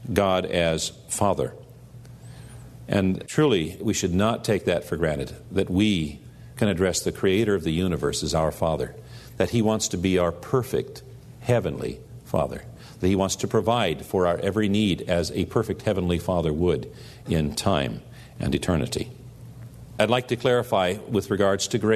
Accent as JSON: {"language": "English", "country": "United States", "said": "here as American Christians"}